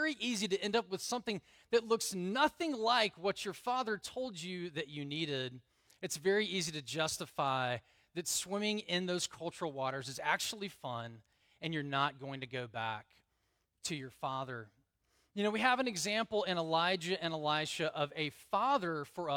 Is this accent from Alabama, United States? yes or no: yes; Alabama, United States; I grew up in Alabama.